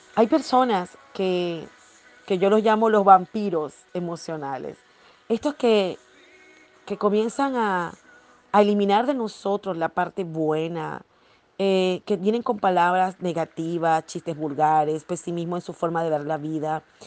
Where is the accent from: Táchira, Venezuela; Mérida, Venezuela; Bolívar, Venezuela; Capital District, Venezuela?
Bolívar, Venezuela; Ciudad Guayana; also born or lived in Margarita Island (family origin); estaba en Guayana, la ciudad donde yo nací, crecí